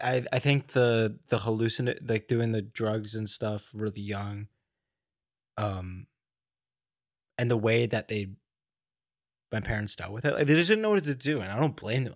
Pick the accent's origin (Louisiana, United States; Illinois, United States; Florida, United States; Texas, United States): Florida, United States; Miami; moved away; also born or lived in New York; I grew up in, uh, like, in the Miami area